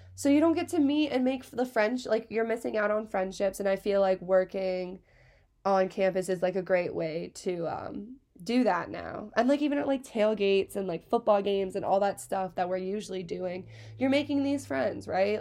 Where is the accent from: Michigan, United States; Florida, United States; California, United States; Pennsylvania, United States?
Pennsylvania, United States; Hershey; I'm from Hershey, Pennsylvania. Born and raised, sweetest place on earth